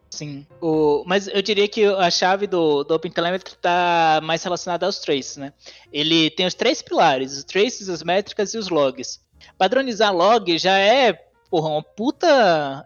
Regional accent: Salvador, Bahia, Brazil; moved away as an adult; now in São Carlos, Brazil; eu sou de Salvador, natural de Salvador

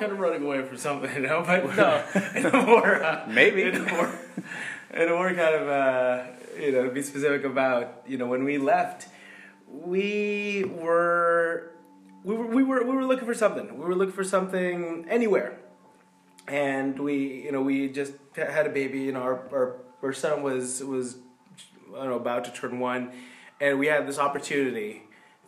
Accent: Toronto, Ontario, Canada; moved away; I'm a proud Torontonian at heart

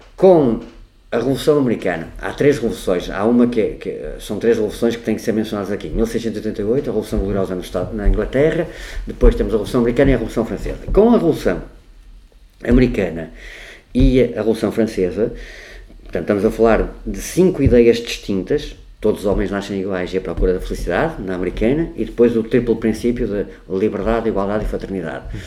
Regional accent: Porto, Norte, Portugal; nasci no Porto, tenho 55 anos

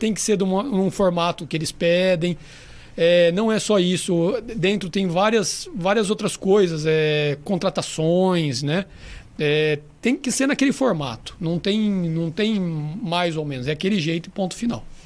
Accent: Mirassol, São Paulo, Brazil; born or raised there; also born or lived in São José do Rio Preto, Brazil / Madrid, Spain

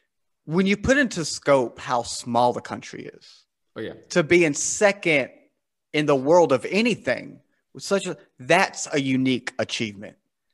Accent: United States; I'm from America

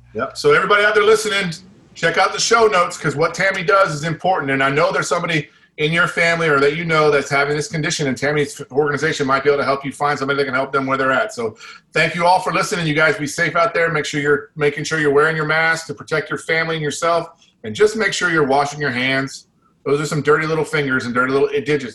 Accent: United States; we're American

